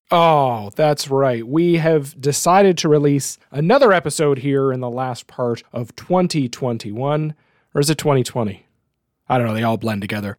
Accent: Canada; as a Canadian

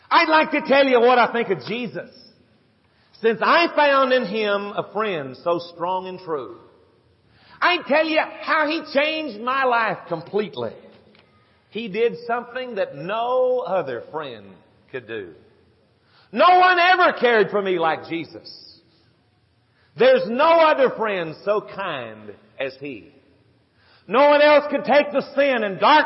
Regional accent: San Antonio, Texas, United States; Dot and I grew up together in San Antonio, Texas. In South San Antonio, Texas, little suburb

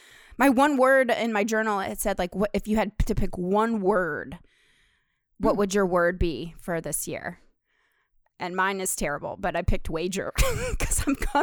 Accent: New York City, New York, United States; That's just showing my true colors of being a New Yorker.

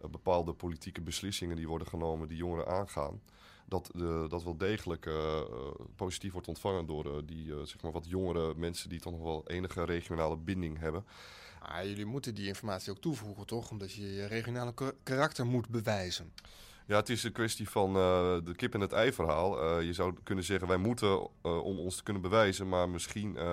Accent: Steenwijk, Overijssel, Netherlands; Eh, ik kom uit Steenwijk en daar is net de herindeling.

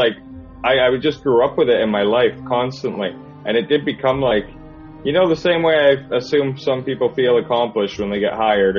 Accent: Canada; moved away as an adult; now in England; I am Canadian, yeah. That's why I sound like this.

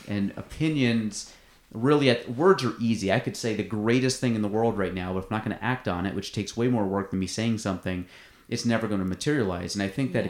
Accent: Plattsburgh, New York, United States; I'm from Plattsburgh. I, I take pride in being from Plattsburgh

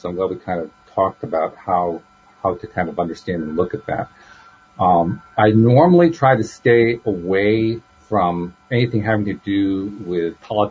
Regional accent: United States; I'm a real live nephew of my Uncle Sam

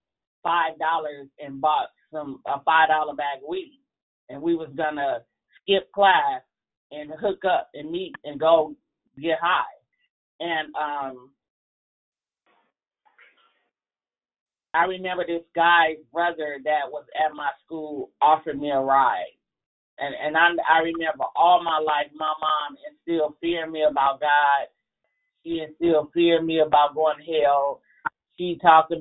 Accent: Chicago, Illinois, United States; I'm from Chicago, and a wind chill was like 30 miles an hour on any given day. And we would have to walk to school in 4 to 5 feet of snow

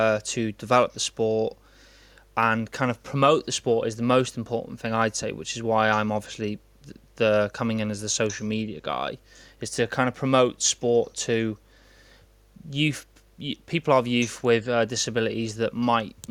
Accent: North Wales, United Kingdom; now in Cardiff, United Kingdom; I'm originally from North Wales and currently living in Cardiff

